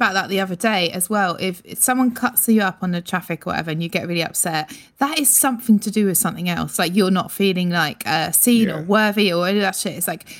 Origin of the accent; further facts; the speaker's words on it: Broadstairs, South East England, United Kingdom; Broadstairs, Kent.